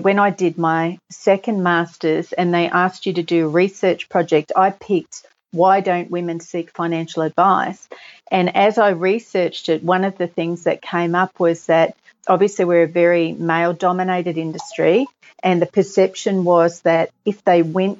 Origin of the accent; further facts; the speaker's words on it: Australia; also born or lived in England; we moved from England when I was little, and we were in quite a good position back then. But then when we moved to Australia